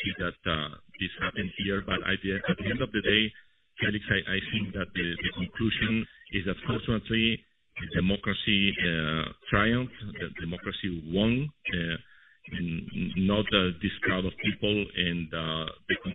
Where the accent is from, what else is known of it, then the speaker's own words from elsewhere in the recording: Spain; now in United States; I'm originally from Spain